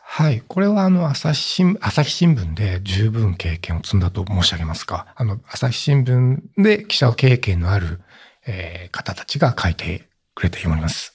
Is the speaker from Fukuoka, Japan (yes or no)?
no; Oita, Japan; 私の地元大分県